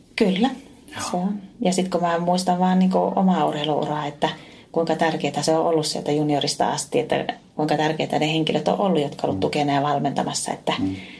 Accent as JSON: {"language": "Finnish", "town": "Oulu", "region": "North Ostrobothnia", "country": "Finland", "said": "aika paljon teen semmoisia hommia tuolla kotipuolessa Oulussa"}